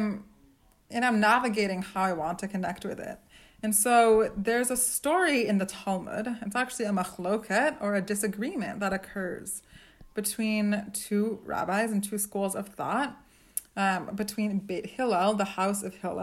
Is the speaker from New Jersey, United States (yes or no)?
no; Maine, United States; I grew up in Maine